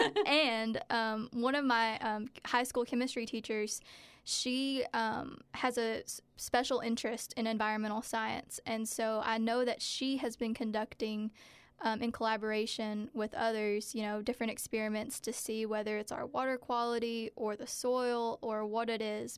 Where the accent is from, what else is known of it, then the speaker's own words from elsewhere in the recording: Stanton, Kentucky, United States; growing up in Powell County, it was definitely hard